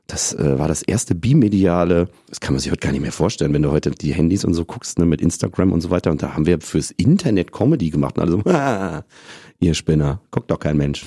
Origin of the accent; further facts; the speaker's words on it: Rüdesheim am Rhein, Hesse, Germany; accent: Hessian; also born or lived in Cologne; now in Hamburg, Germany; ich bin in Hessen geboren, im wunderschönen Rheingau, Rüdesheim am Rhein